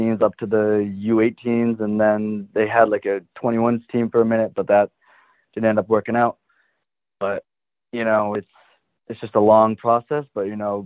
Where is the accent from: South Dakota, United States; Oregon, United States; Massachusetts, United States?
Massachusetts, United States; Hamilton; also born or lived in Indiana; obviously it's my hometown, being from Hamilton Wenham.